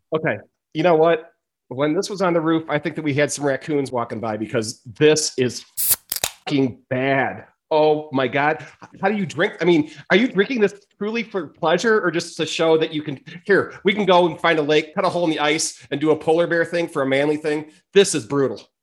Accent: Chicago, Illinois, United States; moved away as an adult; now in Boulder, United States; I'm from Chicago, and I've been in Boulder coming up on five years now.

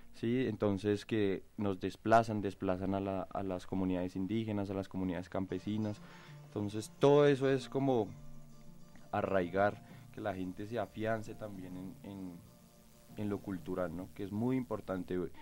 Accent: Colombia; como colombianos

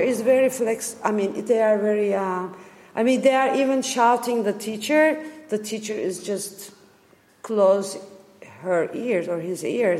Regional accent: Turkey; English is a second language; I am from Turkey

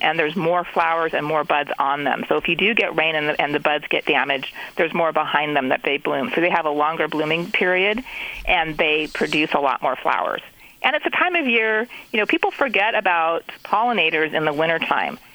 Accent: California, United States; growing up in California

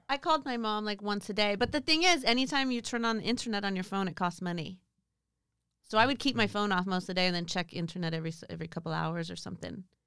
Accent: Pasadena, California, United States; I'm originally from Southern California

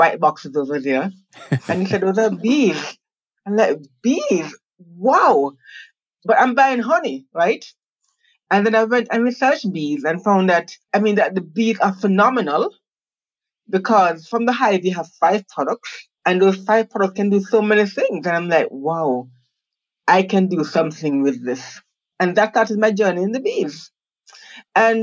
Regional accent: Jamaica; also born or lived in United States; I'm Jamaican, but I went to school in the States, to Rice University and then MIT, where I have degrees in civil and environmental engineering. Then I came back to Jamaica. I came back home

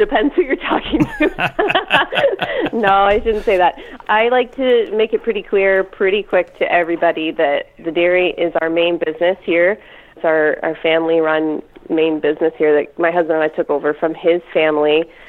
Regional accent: Wyoming, Ontario, Canada; moved away as an adult; now in Oxford County, Canada; I grew up in Lambton County. Yeah, so I grew up 5 miles east of a little town called Wyoming.

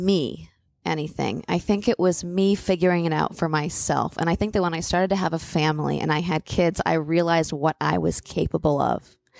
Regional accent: New York, United States; I feel like as a New Yorker, that's

